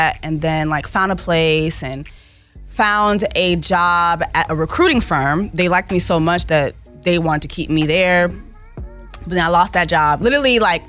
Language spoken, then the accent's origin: English; Montreal, Quebec, Canada; moved away; also born or lived in Miami / Haiti (ancestry); Montreal, Canada, was where I was born